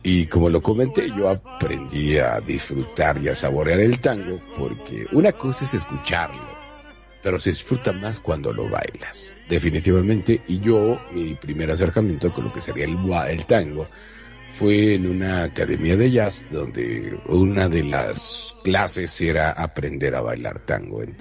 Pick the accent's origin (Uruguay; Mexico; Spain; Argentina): Uruguay; yo que soy uruguayo, te puedo decir, bueno, pues nada, es